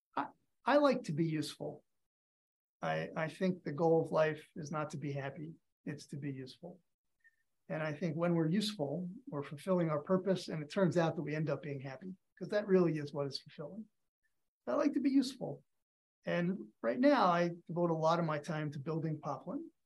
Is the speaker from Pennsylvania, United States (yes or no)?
yes; outside of Philadelphia, Pennsylvania, United States; I grew up outside of Philadelphia.